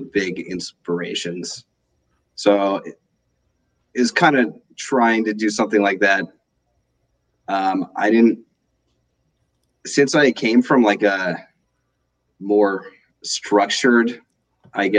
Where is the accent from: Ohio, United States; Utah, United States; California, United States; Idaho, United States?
Utah, United States; Salt Lake City; also born or lived in Washington, D.C.; I was born in Washington D.C., but I grew up in Salt Lake City